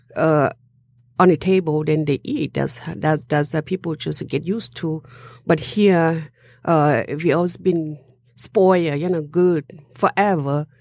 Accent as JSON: {"language": "English", "country": "Laos", "tie": "born or raised there", "also_born_or_lived": "Europe / Detroit", "moved": "yes", "said": "I was born in Laos. My original is Hmong"}